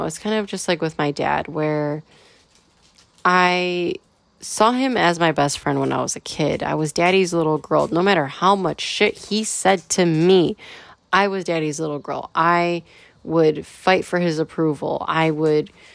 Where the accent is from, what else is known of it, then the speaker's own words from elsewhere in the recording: United States; as a firstborn generation American, you know, I come from European roots